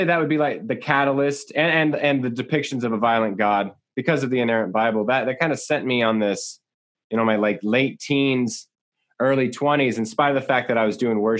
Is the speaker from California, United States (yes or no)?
yes; San Jose and Santa Cruz area, California, United States; I grew up in San Jose and Santa Cruz area in Bay Area and just south of the Bay Area in California